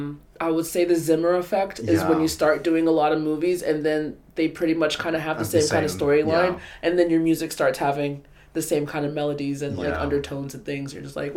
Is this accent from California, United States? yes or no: no; Florida, United States; I am from Florida.